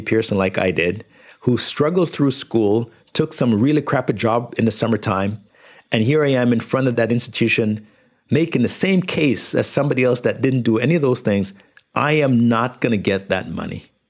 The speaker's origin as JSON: {"language": "English", "country": "Jamaica", "tie": "born or raised there", "moved": "yes", "lives_now": "Canada", "said": "When I was growing up in Jamaica"}